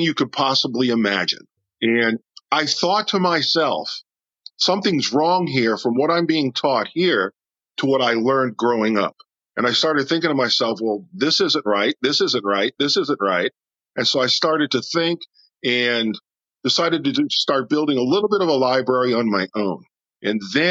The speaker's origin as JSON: {"language": "English", "town": "New Orleans", "region": "Louisiana", "country": "United States", "tie": "born or raised there", "also_born_or_lived": "Aurora, Illinois", "said": "I was born here in New Orleans. Then my father found work, and we moved to Aurora, Illinois for about 5 years. When I was a young child, made my first communion up there at Holy Angels Parish. And then we came back here"}